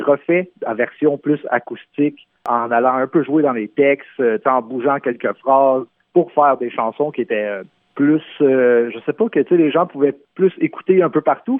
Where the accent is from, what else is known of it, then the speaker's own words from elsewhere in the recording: Terrebonne, Quebec, Canada; first language French; chez nous, à Terrebonne, sur la rive nord de Montréal